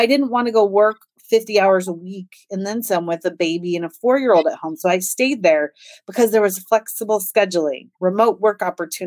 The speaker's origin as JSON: {"language": "English", "town": "Des Moines", "region": "Iowa", "country": "United States", "said": "I am from Des Moines, Iowa, which is right in the middle of the United"}